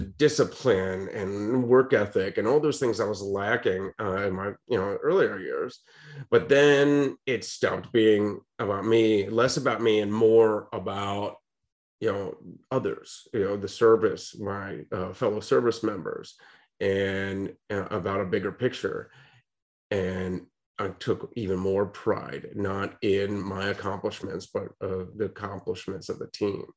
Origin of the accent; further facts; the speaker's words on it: Akron, Ohio, United States; I grew up in Akron, Ohio